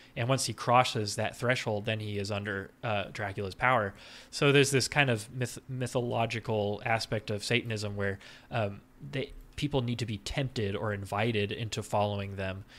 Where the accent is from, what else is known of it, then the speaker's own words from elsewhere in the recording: South Texas, United States; I grew up in South Texas